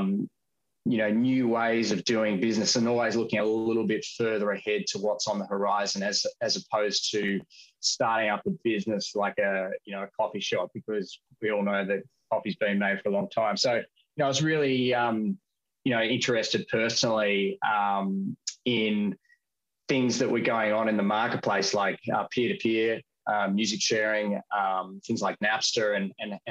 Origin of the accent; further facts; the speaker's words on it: Australia; I've born and raised in Australia